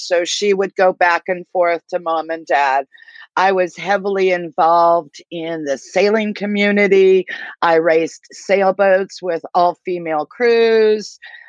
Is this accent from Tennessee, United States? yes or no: no; Southern California, United States; moved away as an adult; also born or lived in Newport Beach, California / Costa Mesa, California; now in Bentonville, United States; I grew up in Southern California, Valley area, eventually moved down to the Newport, Costa Mesa beach area, always been a beach girl, Southern California, and here I am in Northwest Arkansas.